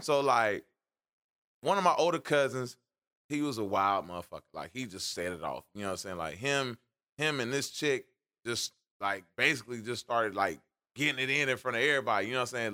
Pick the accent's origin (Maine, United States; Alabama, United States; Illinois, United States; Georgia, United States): Georgia, United States; Atlanta; moved away; I grew up in Atlanta